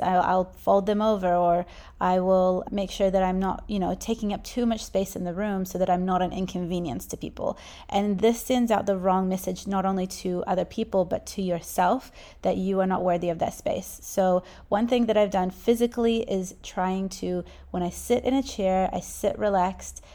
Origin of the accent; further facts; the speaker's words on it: New Zealand; I was born in New Zealand